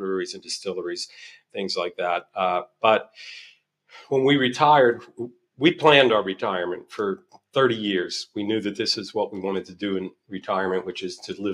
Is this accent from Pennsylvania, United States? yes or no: yes; Pittsburgh, Pennsylvania, United States; moved away; also born or lived in Albuquerque, New Mexico / Asheville, North Carolina; I grew up in Pittsburgh